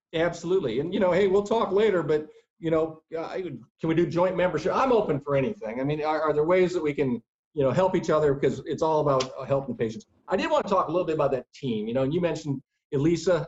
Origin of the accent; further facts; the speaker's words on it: Iowa, United States; moved away; also born or lived in Ohio; I grew up in Iowa, the wrestling capital of the world